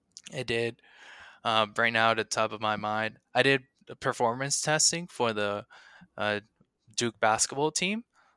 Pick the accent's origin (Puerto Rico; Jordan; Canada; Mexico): Puerto Rico; I'm from Puerto Rico, and the resources we have there can't be be compared to the resources that are here in the States.